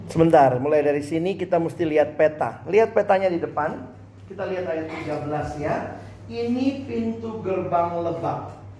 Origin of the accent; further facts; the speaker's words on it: Makassar, South Sulawesi, Indonesia; moved away as an adult; also born or lived in Jakarta / Depok; Saya kan anak daerah. Dari Makassar kuliah ke Jakarta